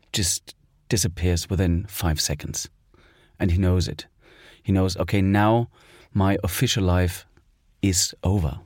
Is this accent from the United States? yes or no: no; East Germany, Germany; I was born in East Germany, so I spent my childhood there.